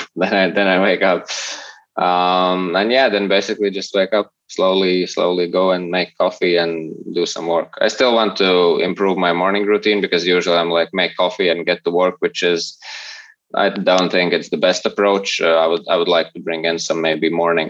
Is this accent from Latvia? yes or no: yes; Latvia; I'm from Latvia.